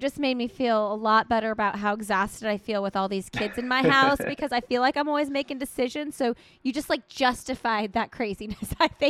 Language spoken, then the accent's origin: English; Indiana, United States; I'm from Indiana.